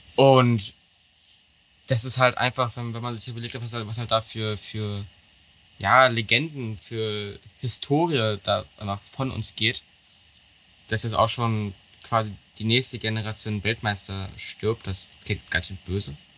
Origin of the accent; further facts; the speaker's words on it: Germany; als Deutscher